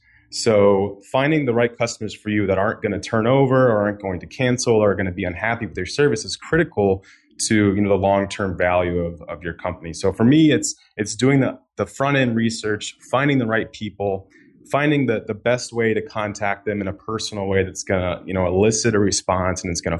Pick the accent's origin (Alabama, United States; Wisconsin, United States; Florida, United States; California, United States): Florida, United States; now in Chicago, United States; Live in Chicago right now, but I am originally from Florida. I've lived in about 9 or 10 cities now.